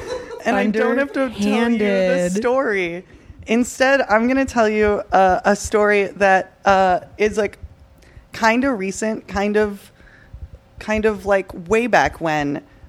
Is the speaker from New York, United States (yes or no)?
no; Naperville, Illinois, United States; also born or lived in Chicago; I'm not from Chicago. I'm from Naperville, Illinois. And as somebody who grew up in Naperville and has lived in Chicago for like 10 years